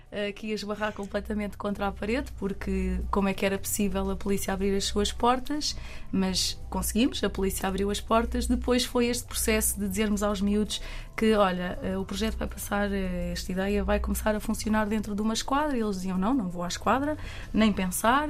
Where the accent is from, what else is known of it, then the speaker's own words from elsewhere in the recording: Caldas da Rainha, Centro, Portugal; eu, que sou das Caldas da Rainha